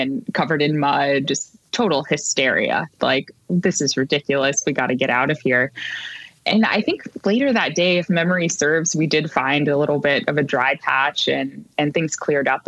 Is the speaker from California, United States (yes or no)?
yes; California, United States; moved away; I am from California originally